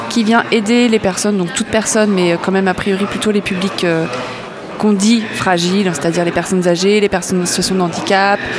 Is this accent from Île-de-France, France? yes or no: no; Auray, Brittany, France; on est originaire de Auray, dans le Morbihan.